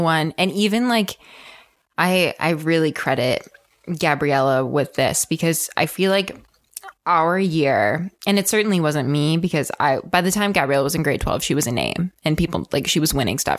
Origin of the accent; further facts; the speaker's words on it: Ontario, Canada; We are both from Ontario, so we competed at Ofsa together